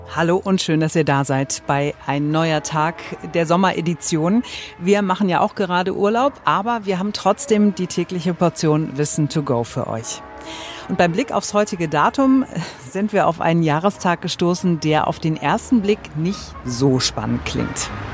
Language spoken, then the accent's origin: German; Germany; hier bei uns in Deutschland